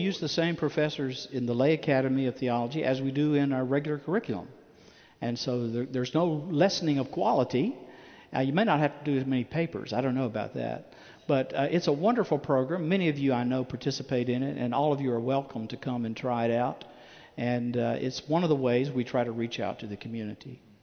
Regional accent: Chattanooga, Tennessee, United States; I, am from Chattanooga, Tennessee. That's my hometown.

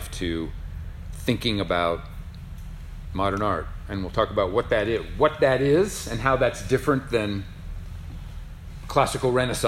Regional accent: Lincoln, Nebraska, United States; moved away; I grew up in Lincoln, which, I mean, they're all small towns in Nebraska.

